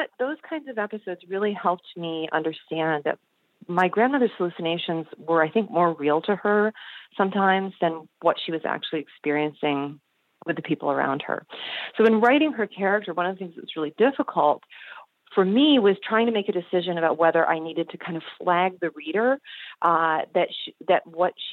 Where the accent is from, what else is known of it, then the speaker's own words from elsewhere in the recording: Michigan, United States; I grew up in Michigan